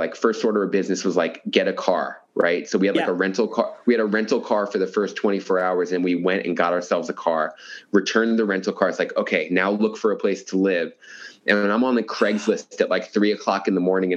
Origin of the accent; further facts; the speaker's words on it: New York City, New York, United States; moved away as an adult; also born or lived in Brooklyn, New York; now in United States (West Coast); I'm born and raised in New York, and I lived there for 37 years